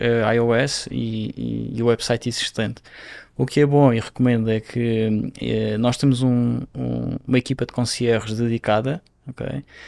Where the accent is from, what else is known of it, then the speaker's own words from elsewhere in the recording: Madeira, Portugal; moved away as an adult; now in Brazil; eu nasci numa ilha, não é? Eu, cresci na, eu nasci na Ilha da Madeira.